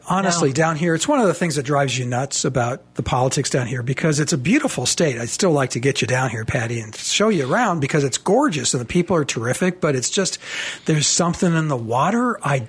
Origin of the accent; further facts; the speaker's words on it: Southern California, United States; now in Alabama, United States; When I first moved here, you know, you got to think I'm from Southern California.